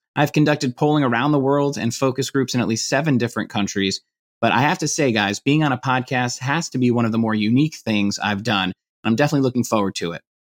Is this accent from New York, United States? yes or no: yes; Hudson Valley, New York, United States; now in Washington, D.C., United States; I'm currently living in the Washington, D.C. metro area, but I'm originally from the Hudson Valley in New York